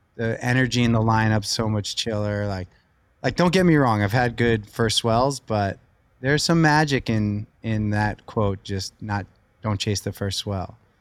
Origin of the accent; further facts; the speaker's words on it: Long Beach, New York, United States; raised right on the beach in, uh, Lido and then Long Beach, New York, right in Long Island, an hour from the city